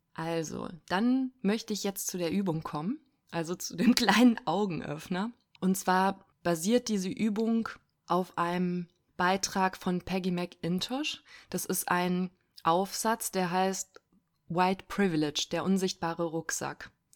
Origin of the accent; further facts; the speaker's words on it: Cologne-Bonn area, North Rhine-Westphalia, Germany; now in Berlin, Germany; ich komme aus dem Köln-Bonner Raum ursprünglich